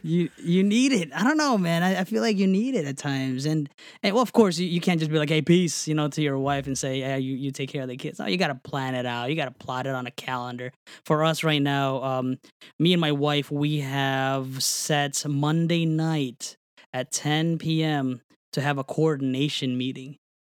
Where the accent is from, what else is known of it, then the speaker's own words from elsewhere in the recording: New Jersey, United States; moved away; I grew up in New Jersey.